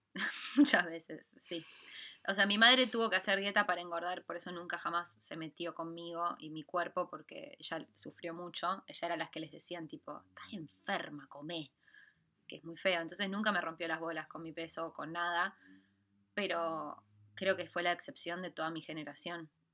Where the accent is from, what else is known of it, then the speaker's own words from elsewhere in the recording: Argentina; argentina como somos nosotras dos